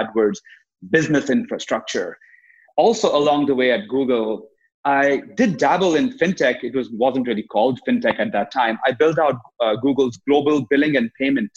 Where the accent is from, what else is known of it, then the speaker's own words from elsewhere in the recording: India; moved away as an adult; now in United States; growing up in India, I ended up playing in what became India's largest selling rock band